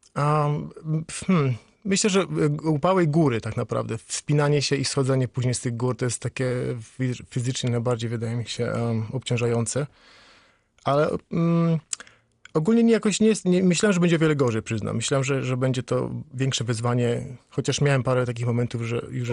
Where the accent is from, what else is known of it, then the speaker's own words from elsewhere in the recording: Świebodzice, Lower Silesian Voivodeship, Poland; now in Wales, United Kingdom; do domu, w którym się urodziłem, w Siebodzicach